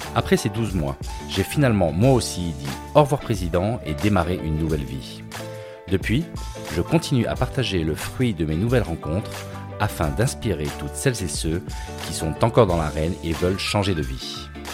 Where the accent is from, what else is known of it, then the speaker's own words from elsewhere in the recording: France; moved away as an adult; also born or lived in Hungary / Venezuela / Spain / Singapore; en 2020, j'ai décidé de rentrer à la base, donc de rentrer en France